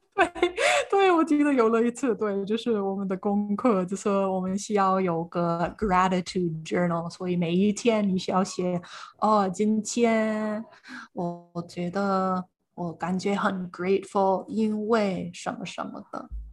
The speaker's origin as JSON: {"language": "Chinese", "area": "Iowa, central United States", "region": "Midwest", "country": "United States", "tie": "born or raised there", "second_language": "Chinese", "moved": "as an adult", "lives_now": "Tainan, Taiwan", "said": "我的老家是在爱尔州，这是美国的中部"}